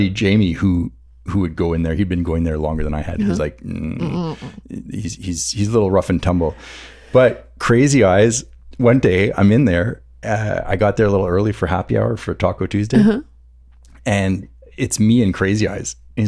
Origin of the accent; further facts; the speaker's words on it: Montreal, Quebec, Canada; Where are you from? I'm like, I don't know, from Montreal.